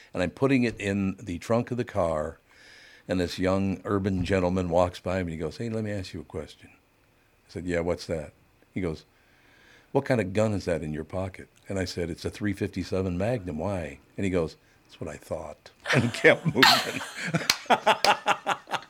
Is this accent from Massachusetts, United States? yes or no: no; Minneapolis, Minnesota, United States; I grew up in North Minneapolis